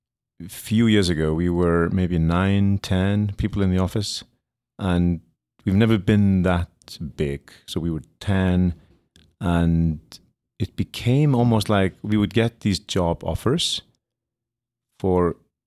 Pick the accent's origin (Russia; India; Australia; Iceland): Iceland; moved away as an adult; now in New York City, United States; born and raised in Iceland, studied design in Iceland, and then I came here, studied for 3 years